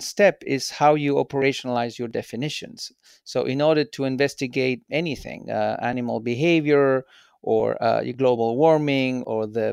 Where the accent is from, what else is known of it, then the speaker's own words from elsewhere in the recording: Santiago, Santiago Metropolitan Region, Chile; moved away as an adult; also born or lived in Japan / Switzerland; I'm originally from Chile. I was born in Santiago. And as a kid, I lived 3.5 years in Japan when my dad was working in Japan